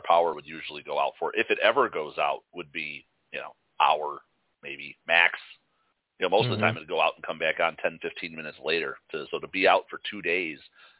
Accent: Chicago, Illinois, United States; now in Wisconsin, United States; We're Chicagoans

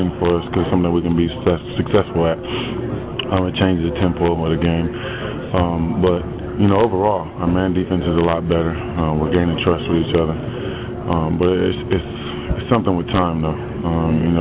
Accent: Los Angeles, California, United States; it's in L.A., it's in my hometown

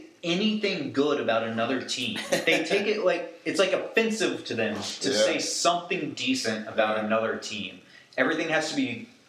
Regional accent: Raleigh, North Carolina, United States; growing up in Raleigh, North Carolina

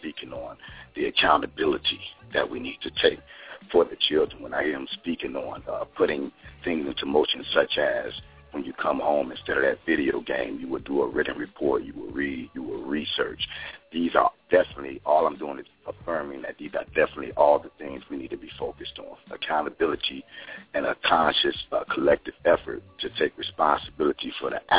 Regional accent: Chicago, Illinois, United States; I was born and raised in Chicago to a mother who was on drugs.

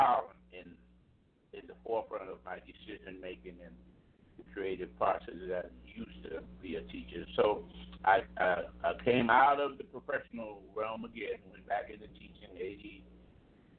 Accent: Roosevelt, New York, United States; the band program at Roosevelt High School, my hometown

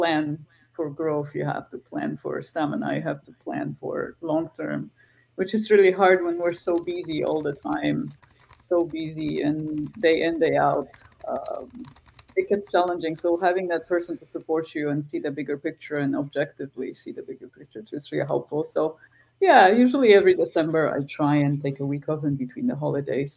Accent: Krakow, Lesser Poland, Poland; moved away as an adult; now in Canada; I'm from Krakow

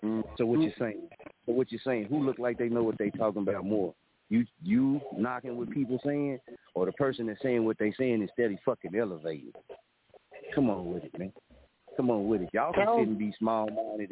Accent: Muskogee, Oklahoma, United States; moved away as an adult; I watch my hometown

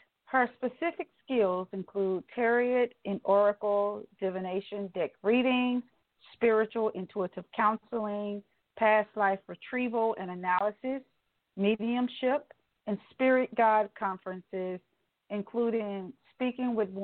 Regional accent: the South, United States; I'm this Southern belle

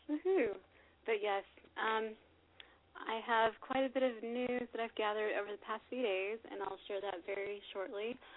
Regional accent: Los Angeles, California, United States; here in my hometown, Los Angeles, California.

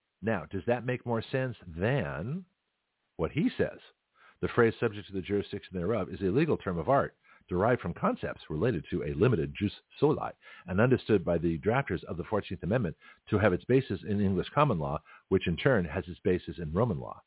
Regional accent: Canada; accent: Canadian; also born or lived in Bay Area, California; now in United States; I'm a Canadian-born, naturalized American

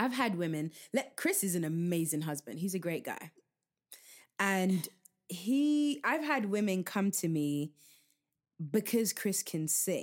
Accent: England, United Kingdom; now in United States; you guys know I'm from England

